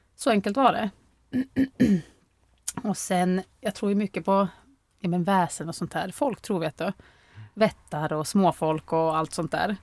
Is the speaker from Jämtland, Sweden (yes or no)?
yes; Norrviken, Jämtland, Sweden; also born or lived in Östersund; vi är uppvuxna i Norrviken